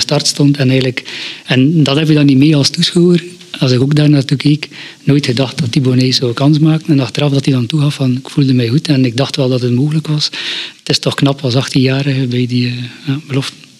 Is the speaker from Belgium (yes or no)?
yes; Torhout, Flanders, Belgium; now in Flemish Ardennes, Belgium; ik ben afkomstig van Terhout en, tussen Terhout en Brugge.